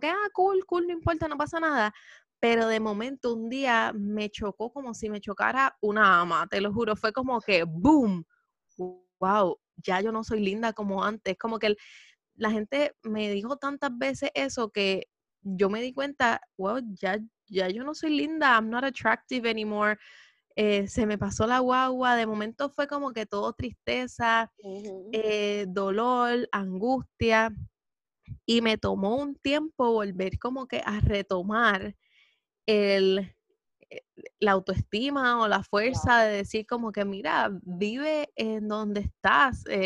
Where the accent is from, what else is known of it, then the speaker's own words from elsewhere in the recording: Puerto Rico; Puerto Rico siendo un lugar latino que está lleno de curvas